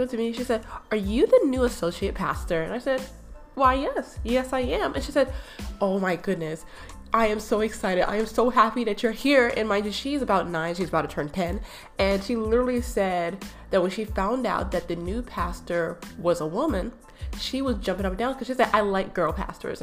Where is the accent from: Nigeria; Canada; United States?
United States; East Coast; moved away as an adult; also born or lived in Michigan; now in Minnesota, United States; I'm from the East Coast and my family's in the East Coast